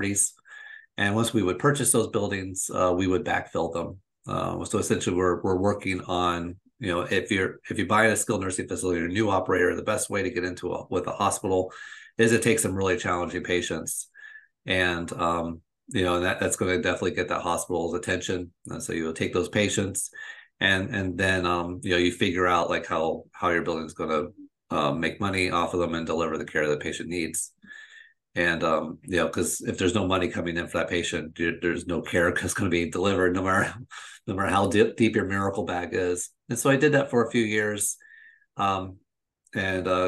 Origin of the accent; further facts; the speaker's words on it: just outside of Orlando, Florida, United States; I'm originally from Florida, I'm originally from where I live, and that's just outside of Orlando